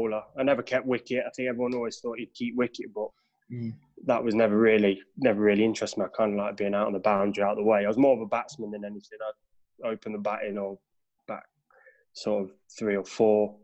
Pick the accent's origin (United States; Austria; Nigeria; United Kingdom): United Kingdom; Derby, East Midlands; Grew up right in the heart of Little Over